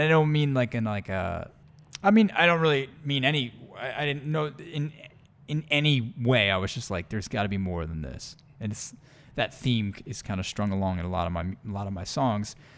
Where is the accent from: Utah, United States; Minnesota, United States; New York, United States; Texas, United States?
New York, United States; Long Island; moved away; I am from the East Coast originally, Long Island, New York. born and raised.